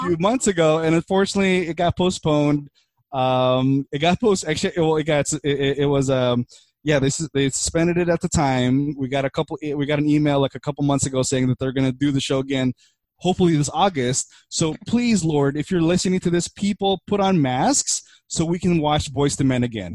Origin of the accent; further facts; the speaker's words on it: Burbank, California, United States; also born or lived in Philippines; I grew up in Burbank.